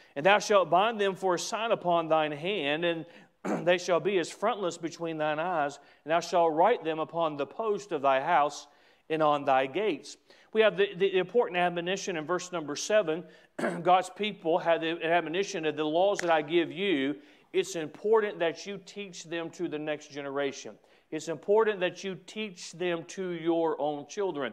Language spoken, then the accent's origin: English; United States; as an American, as a Christian, as a pastor